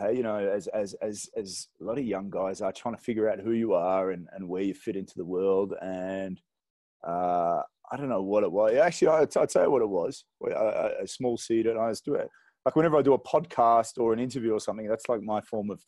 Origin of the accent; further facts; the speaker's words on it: Australia; now in Zimbabwe; I'm an Aussie, but this is home for me now